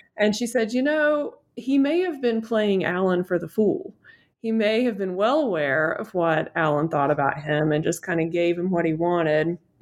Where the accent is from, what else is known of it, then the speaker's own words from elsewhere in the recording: Western North Carolina, United States; also born or lived in Utah; I grew up in Western North Carolina and my family has been here for a long time